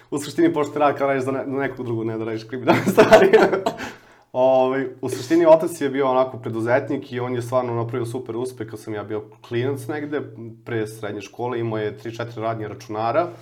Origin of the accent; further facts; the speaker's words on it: Smederevo, Podunavlje District, Serbia; ja sam inače iz Smedereva, pokupim neke stvari iz Smedereva koje sam imao